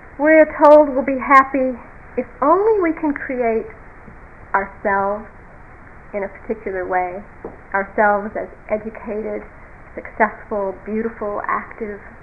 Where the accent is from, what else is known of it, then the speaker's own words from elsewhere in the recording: United States; being American